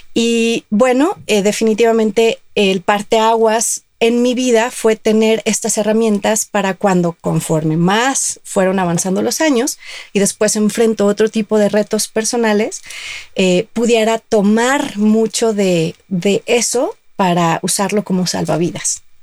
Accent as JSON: {"language": "Spanish", "town": "Guadalajara", "region": "Jalisco", "country": "Mexico", "said": "yo soy de Guadalajara"}